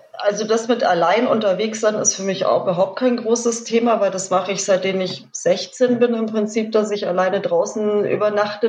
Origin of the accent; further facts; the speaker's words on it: Munich, Bavaria, Germany; ich bin gar nicht aus der Ecke, ich bin aus München.